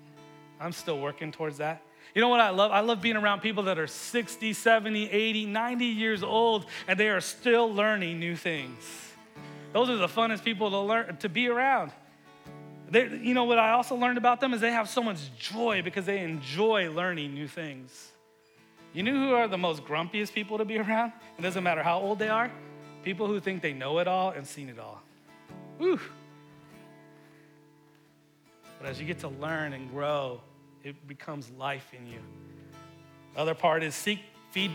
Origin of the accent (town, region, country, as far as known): United States